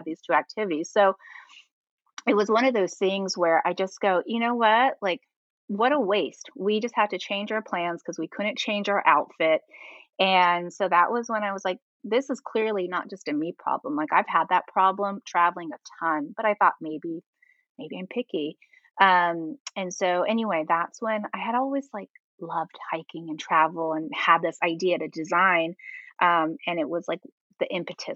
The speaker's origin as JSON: {"language": "English", "region": "California", "country": "United States", "said": "I'm from California, but I've lived other places"}